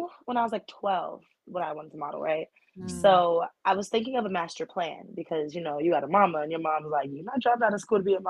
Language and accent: English; Tampa, Florida, United States; moved away as an adult; now in New York, United States; I'm originally from Tampa, Florida, gang. So I moved out here maybe like 8 or 9 years ago.